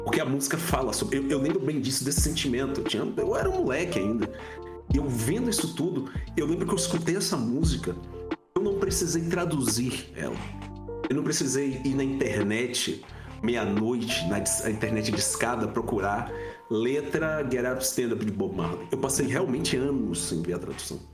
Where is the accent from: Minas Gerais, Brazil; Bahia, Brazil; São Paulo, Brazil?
Bahia, Brazil; Feira de Santana; also born or lived in Itabuna; eu sou baiano, é, nascido em Itabuna, mas fui criado em Feira de Santana, que é a segunda maior cidade do estado da Bahia.